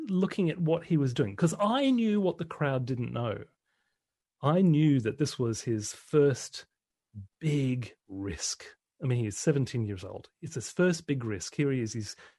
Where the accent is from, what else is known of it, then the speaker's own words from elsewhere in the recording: Brisbane, Queensland, Australia; I was going to be the best DJ in Brisbane, in Queensland, Australia. That was my hometown